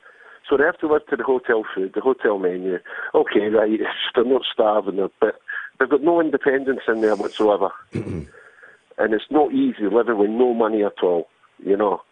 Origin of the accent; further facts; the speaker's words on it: Glasgow, Scotland, United Kingdom; as a Glaswegian myself